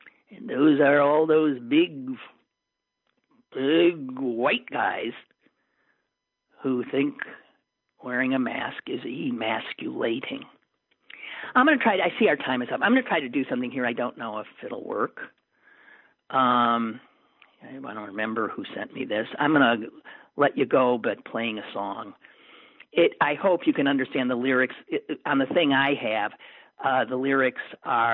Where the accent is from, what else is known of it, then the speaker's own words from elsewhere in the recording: Green Bay, Wisconsin, United States; my hometown of Green Bay